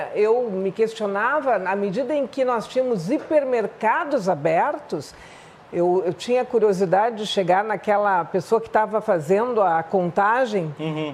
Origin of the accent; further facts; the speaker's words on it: Porto Alegre, Rio Grande do Sul, Brazil; 15 me meses em Porto Alegre, no Rio Grande do Sul